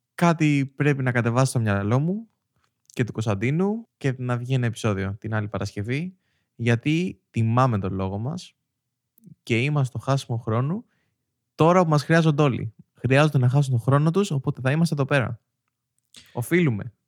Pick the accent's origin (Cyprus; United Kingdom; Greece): Greece; ως Έλληνες